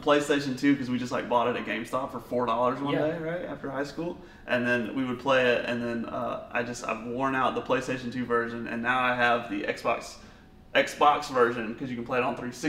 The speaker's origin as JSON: {"language": "English", "region": "Alabama", "country": "United States", "said": "I'm from Alabama."}